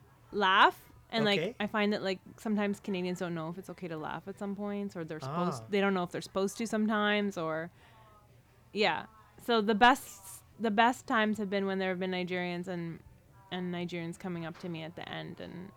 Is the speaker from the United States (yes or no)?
no; Philippines; I'm Filipino, though, which is the lead story in the book.